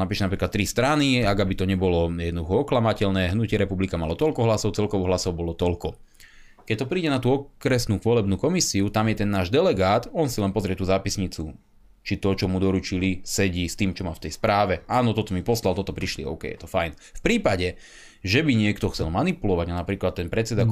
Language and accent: Slovak; Slovakia; ako Slovák